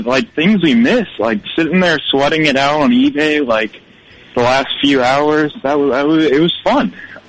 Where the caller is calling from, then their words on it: Baton Rouge, Louisiana, United States; I'm calling from Baton Rouge.